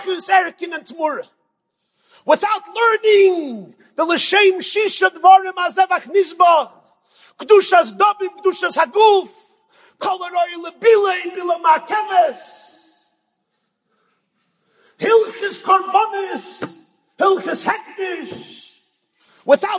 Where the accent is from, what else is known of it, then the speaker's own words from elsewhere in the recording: New York, United States; I'm from New York.